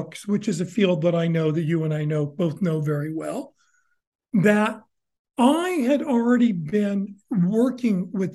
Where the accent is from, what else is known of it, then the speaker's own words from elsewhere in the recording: San Francisco, California, United States; moved away as an adult; also born or lived in New York; I was raised in San Francisco